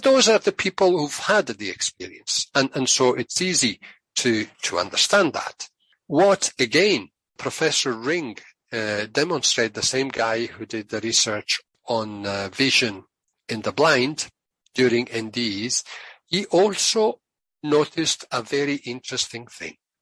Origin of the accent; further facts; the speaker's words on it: Italy; moved away; I'm originally from Italy, and there's an expression in Italian